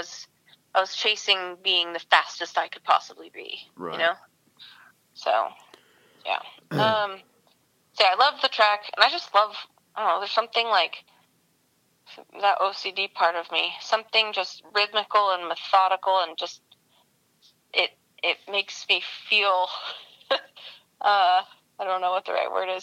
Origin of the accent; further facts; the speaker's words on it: Oregon, United States; moved away; I'm from Oregon originally.